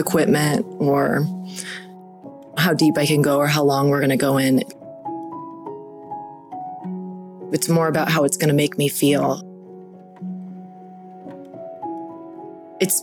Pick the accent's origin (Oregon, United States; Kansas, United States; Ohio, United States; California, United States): California, United States; Southern; I was born in Southern California, and I have probably not spent more than 30 days away from the water